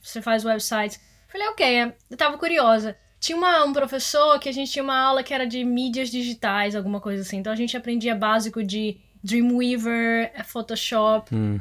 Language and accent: Portuguese; Salvador, Bahia, Brazil; moved away as an adult; now in Amsterdam, Netherlands; eu sou originalmente de Salvador e eu entrei na faculdade de comunicação lá